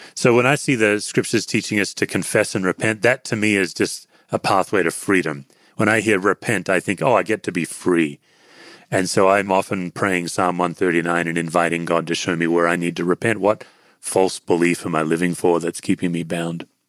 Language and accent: English; Australia; I'm an Australian.